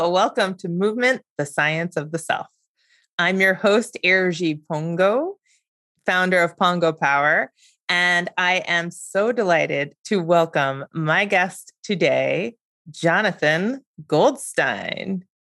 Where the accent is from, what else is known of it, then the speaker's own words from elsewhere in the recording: Great Neck, New York, United States; I grew up in Great Neck